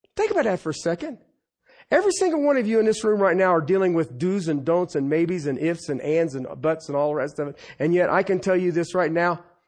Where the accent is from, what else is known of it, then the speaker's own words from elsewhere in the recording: Ohio, United States; I was growing up in Ohio